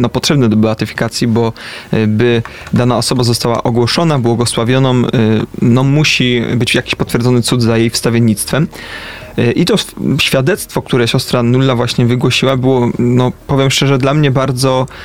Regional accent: Poznań, Greater Poland, Poland; Ja z Poznania jestem, ale to wiesz, Poznań duży, to nie wszystkie dzielnice znam.

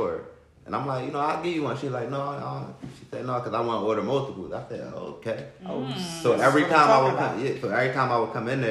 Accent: Philadelphia, Pennsylvania, United States; I'm from Philly. I grew up in North Philly. I live uptown now

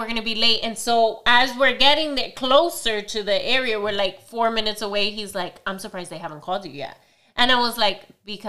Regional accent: Miami, Florida, United States; first language English; moved away as an adult; now in New Jersey, United States; I grew up in Miami. I grew up with a bunch of Cubans and Venezolanos and Colombians and everything. So we were all Hispanic

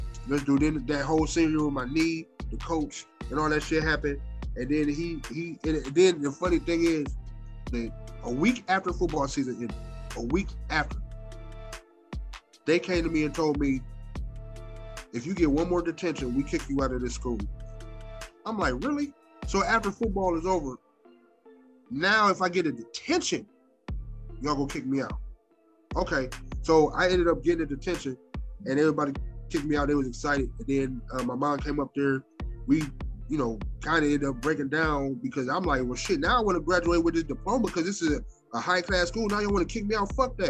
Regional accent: Akron, Ohio, United States; growing up in Akron on the east side, you, like I said, you grew up knowing the white people that you know is cops and teachers.

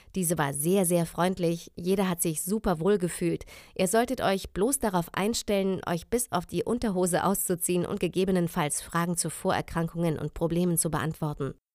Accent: Germany; Ich komme aus dem Grenzgebiet Bayern-Hessen

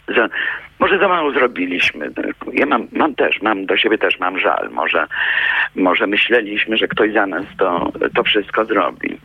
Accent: Kielce, Świętokrzyskie Voivodeship, Poland; Wspominam Kielce, gdzie się urodziłam i na mojej ulicy mieszkała wdowa po oficerze zamordowanym w Katyniu

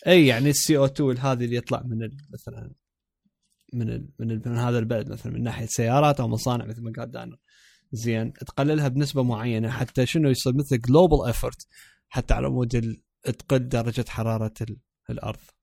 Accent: Iraq; بصوت عراقي انه احنا عراقيين

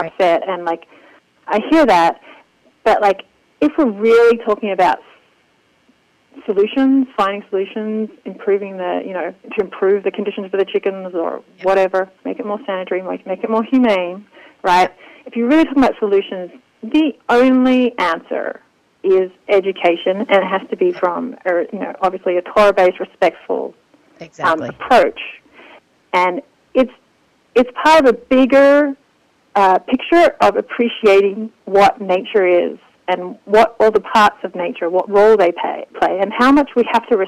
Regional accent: Australia; now in Israel; I grew up in Australia

